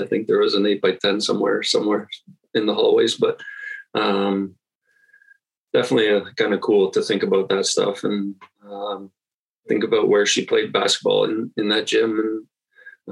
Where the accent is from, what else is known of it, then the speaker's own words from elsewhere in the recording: Toronto, Ontario, Canada; also born or lived in St. Catharines, Ontario; I was born in Toronto, actually. Raised there till I was in grade 10. So grew up in Toronto